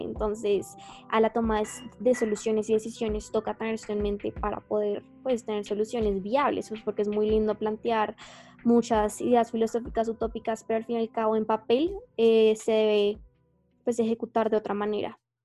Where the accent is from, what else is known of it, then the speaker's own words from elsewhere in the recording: Colombia; somos como colombianos